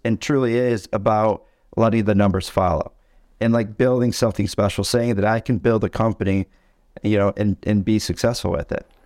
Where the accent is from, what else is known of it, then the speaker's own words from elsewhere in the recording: Tawas City, Michigan, United States; right now we're in Tawas, Michigan. It's where I was born and raised